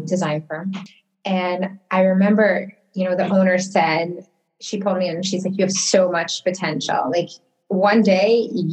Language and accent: English; Detroit, Michigan, United States; moved away as an adult; also born or lived in Toronto; now in Miami Beach, United States; So I come from Detroit, Michigan. Actually, that is where I was born and raised